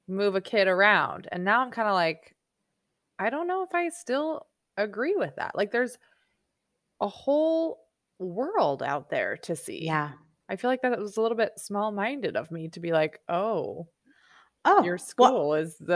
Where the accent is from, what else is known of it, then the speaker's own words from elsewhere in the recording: New York, United States; I really feel like we grew up in New York